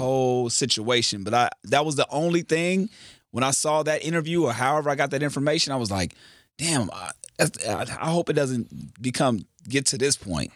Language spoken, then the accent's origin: English; Carson, California, United States; I'm from Carson